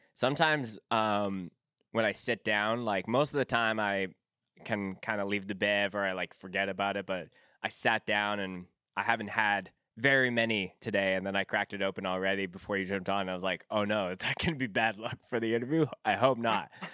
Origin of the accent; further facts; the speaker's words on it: Winnipeg, Manitoba, Canada; I'm from Winnipeg